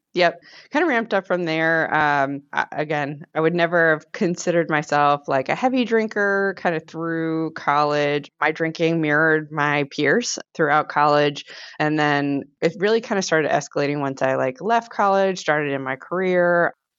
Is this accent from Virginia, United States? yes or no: yes; Virginia, United States; moved away as an adult; also born or lived in Iowa / Oklahoma; I'm originally from Virginia. I moved to Iowa